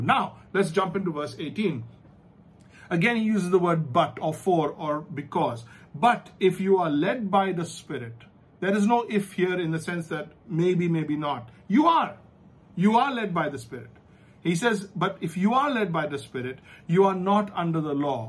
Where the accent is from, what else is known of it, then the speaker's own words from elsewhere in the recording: India; we're from the Indian education system